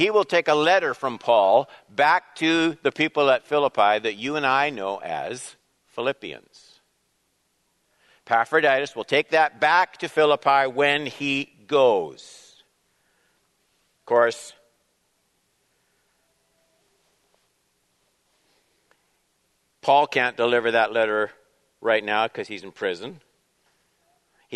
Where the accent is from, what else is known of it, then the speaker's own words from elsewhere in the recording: Canada; as Canadian citizens, blessed with freedom, prosperity, independence